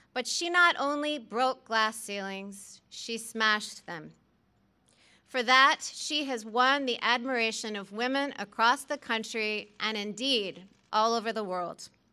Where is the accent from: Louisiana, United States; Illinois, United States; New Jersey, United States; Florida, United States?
Louisiana, United States; New Orleans; moved away as an adult; also born or lived in Midwest; I have spent the bulk of my adulthood as a Midwesterner, but I grew up in their New Orleans home.